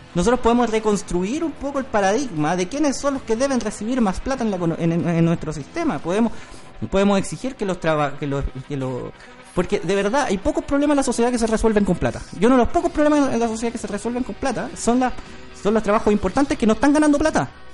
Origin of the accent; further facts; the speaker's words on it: Chile; nosotros como chilenos